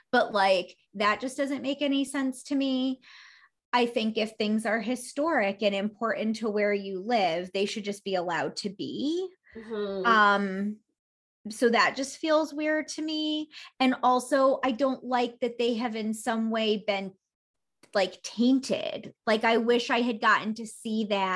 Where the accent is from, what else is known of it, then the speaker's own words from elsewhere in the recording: New York, United States; being a New Yorker